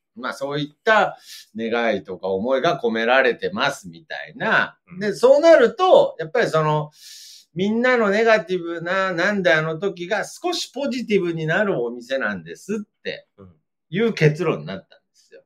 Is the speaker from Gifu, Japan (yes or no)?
no; Aichi, Japan; 地元ではまあ、有名というか大きいラジオですね。CBC ラジオの番組で